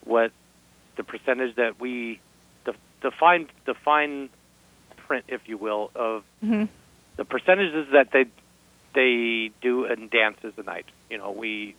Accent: Los Angeles, California, United States; now in Las Vegas, United States; now me originally, I'm from Venice Beach. So I'm down there in Southern Cal and L.A. a lot.

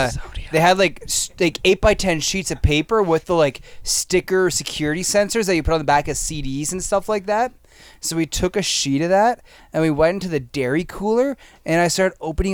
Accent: Edmonton, Alberta, Canada; I grew up here.

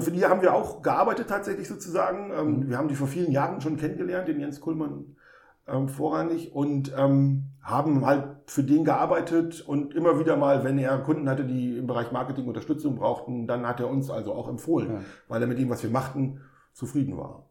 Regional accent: Osnabrück, Lower Saxony, Germany; ich bin in Osnabrück geboren und aufgewachsen

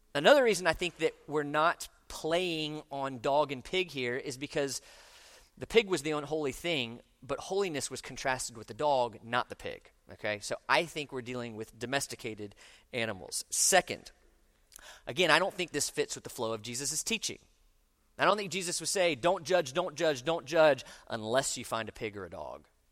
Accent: Orlando, Florida, United States; moved away; I grew up in Orlando

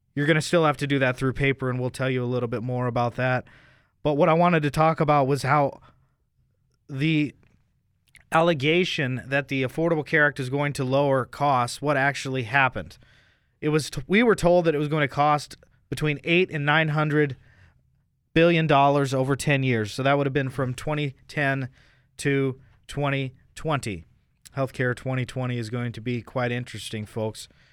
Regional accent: United States; as an American

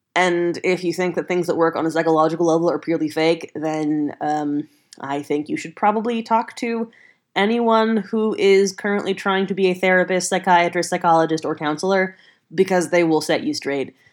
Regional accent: the South, United States; I grew up in the South on a ranch.

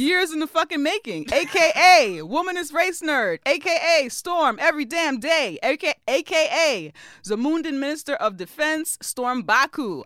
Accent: New York, United States; I'm also a native New Yorker and I'm also Caribbean and American

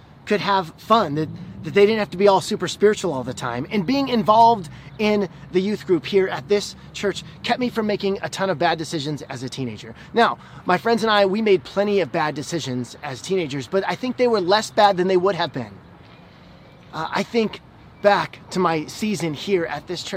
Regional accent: Illinois, United States; I grew up in Illinois where everybody was a Bears fan

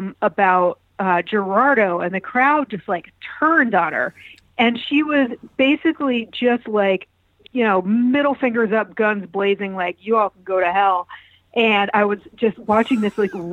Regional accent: Manchester, Connecticut, United States; also born or lived in Baltimore / Chicago; now in Brooklyn, United States; I grew up in Manchester, Connecticut, which is two towns east of Hartford, Connecticut

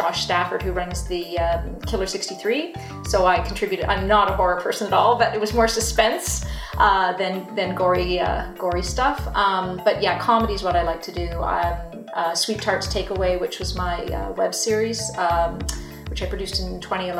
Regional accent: Toronto, Ontario, Canada; moved away as an adult; now in Ottawa, Canada; I grew up in Toronto

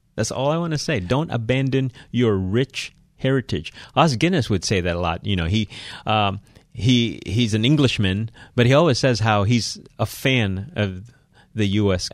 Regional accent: Philippines; So, I'm Filipino here.

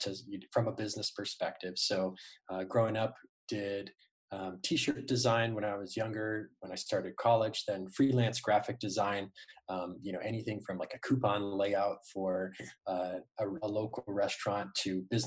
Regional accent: Arizona, United States; I started really young here in Arizona.

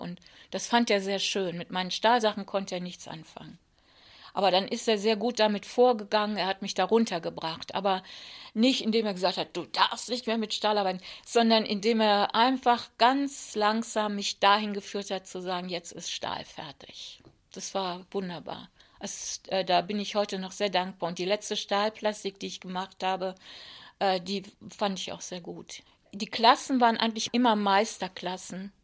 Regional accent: Wuppertal, North Rhine-Westphalia, Germany; Als ich ungefähr zwölf war, sind meine Eltern nach Wuppertal gezogen. Und dann war ich für den Rest meiner Jugend im Rheinland

